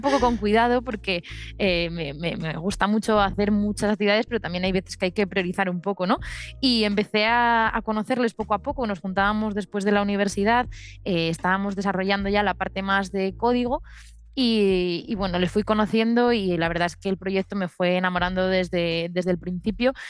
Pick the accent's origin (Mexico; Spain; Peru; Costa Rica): Spain; León, Castile and León; yo soy de León